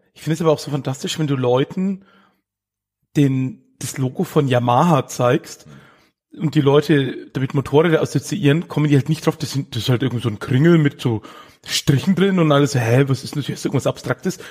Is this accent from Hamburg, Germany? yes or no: no; Erlangen, Bavaria, Germany; ich bin in Erlangen geboren